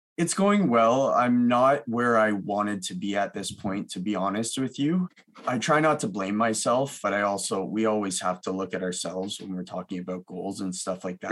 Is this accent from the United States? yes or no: no; Milton, Ontario, Canada; also born or lived in Mississauga, Ontario; I uh, grew up between Milton, Ontario and Mississauga